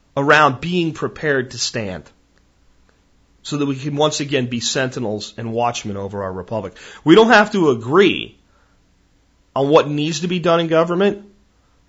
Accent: United States; as an American

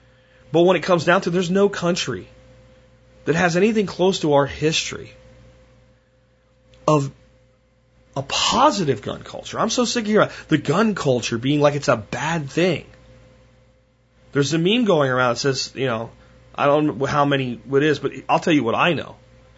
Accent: Pennsylvania, United States; Where I grew up in Pennsylvania, you didn't own a gun.

